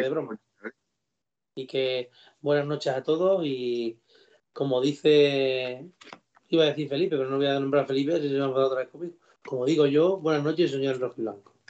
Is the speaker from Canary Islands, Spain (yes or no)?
no; Don Benito, Extremadura, Spain; donde vivo yo de mi pueblo, eh, aquí en el campo del Don Benito